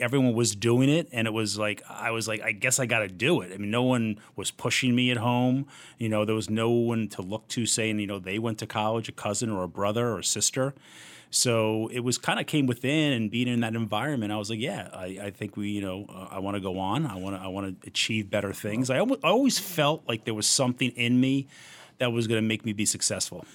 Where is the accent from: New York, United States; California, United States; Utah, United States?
New York, United States; Port Washington; Port was a great place to grow up